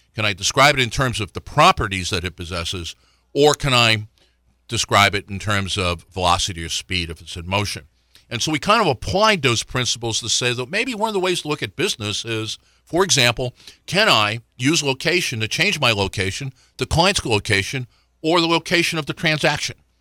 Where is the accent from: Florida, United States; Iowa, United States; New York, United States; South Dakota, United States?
Florida, United States; now in Richmond, United States; I grew up in Florida